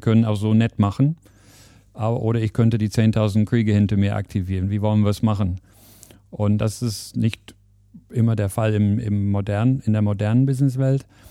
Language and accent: German; England, United Kingdom; German is a second language; moved away as an adult; now in Germany; Also ich verrate, dass ich nicht aus Deutschland komme, das wird man aber direkt hören. Also ich bin gebürtiger Engländer